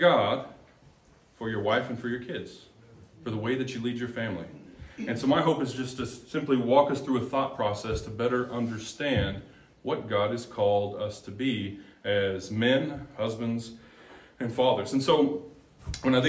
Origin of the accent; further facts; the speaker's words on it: Texas, United States; moved away as an adult; now in Molalla, United States; we are from Texas, been in Molalla about a year and a half